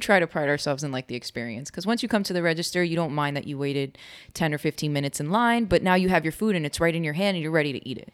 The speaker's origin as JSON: {"language": "English", "region": "New York", "country": "United States", "said": "from New York, Cuban"}